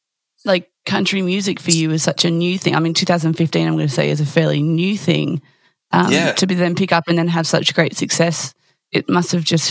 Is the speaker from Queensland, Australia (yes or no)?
no; Victoria, Australia; I was brought up in Victoria as well.